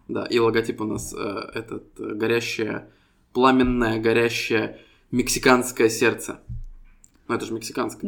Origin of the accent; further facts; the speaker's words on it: Estonia; мы ребята из Эстонии